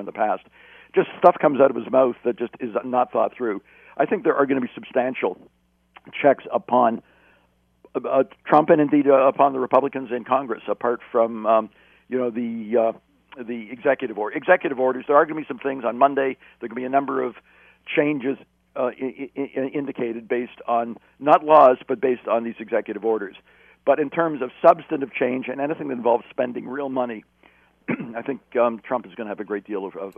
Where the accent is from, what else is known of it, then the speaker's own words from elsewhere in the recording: Canada; As a Canadian